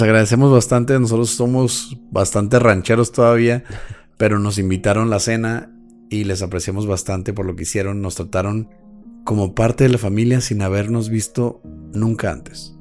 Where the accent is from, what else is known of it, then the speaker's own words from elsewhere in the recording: Chihuahua, Mexico; somos chihuahuenses